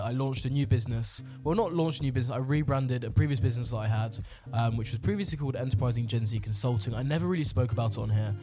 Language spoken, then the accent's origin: English; United Kingdom; as a Brit